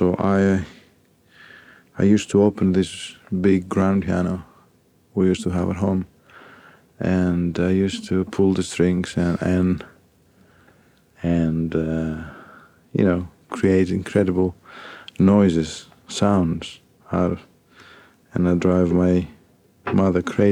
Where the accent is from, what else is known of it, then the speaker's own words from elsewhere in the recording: Athens, Attica, Greece; moved away as an adult; also born or lived in Volos, Greece / Paris, France; now in London, United Kingdom; I grew up in Athens.